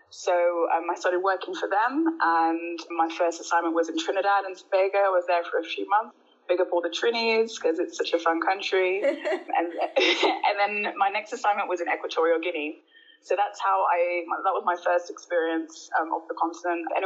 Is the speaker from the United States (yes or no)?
no; Birmingham, West Midlands, United Kingdom; moved away as an adult; also born or lived in Colombia; now in South Africa; Yeah, I, I grew up in Birmingham, born and bred. I spent between the ages of zero and 21 in the UK.